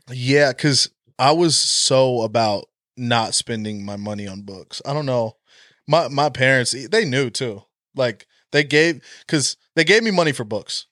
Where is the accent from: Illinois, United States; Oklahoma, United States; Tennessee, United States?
Oklahoma, United States; I was born in Oklahoma, I've been a Sooner my whole life